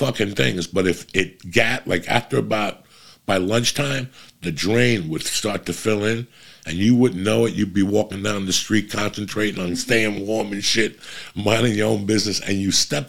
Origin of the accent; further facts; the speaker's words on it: New Jersey, United States; when I was growing up in Jersey, you didn't see the sidewalk from fucking December till like March